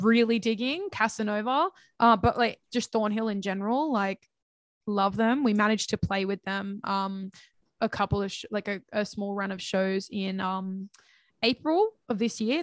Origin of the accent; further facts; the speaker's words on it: Central Coast, New South Wales, Australia; my hometown, um, because I don't live in Sydney. I live on the Central Coast